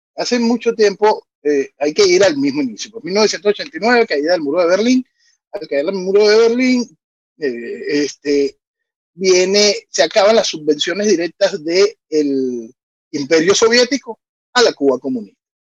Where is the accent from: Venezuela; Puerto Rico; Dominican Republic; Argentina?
Venezuela; soy un venezolano